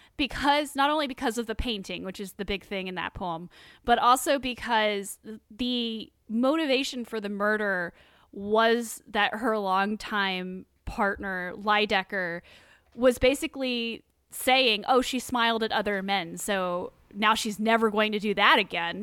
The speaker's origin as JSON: {"language": "English", "region": "England", "country": "United Kingdom", "said": "I as an English person"}